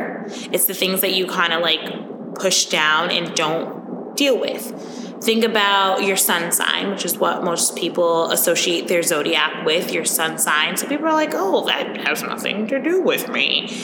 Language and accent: English; New York, United States; accent: Long Island; When I drink, my Long Island accent comes out all the time.